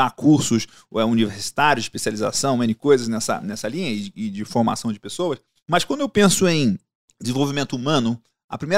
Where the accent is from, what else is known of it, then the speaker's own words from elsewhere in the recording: Goiás, Brazil; moved away; also born or lived in Rio de Janeiro / São Miguel do Araguaia; eu sou carioca, mas eu sou criado em Goiás, já morei em São Miguel do Araguaia, já morei uhum. na divisa com Araguaçu ali